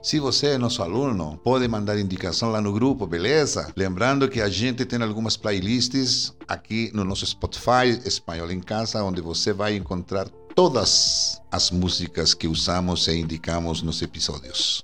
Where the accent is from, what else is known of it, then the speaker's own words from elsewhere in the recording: northern Chile, Chile; Portuguese is a second language; now in Brazil; eu sou do norte de Chile